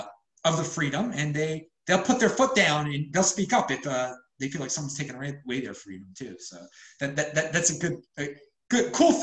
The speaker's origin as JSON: {"language": "English", "town": "Baltimore", "region": "Maryland", "country": "United States", "moved": "yes", "lives_now": "Florida, United States", "said": "I'm from Baltimore. It gets humid up there too."}